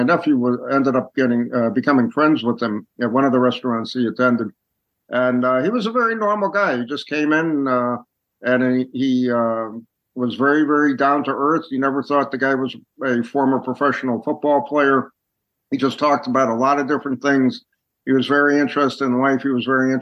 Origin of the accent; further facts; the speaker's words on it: Connecticut, United States; moved away; I was originally from Connecticut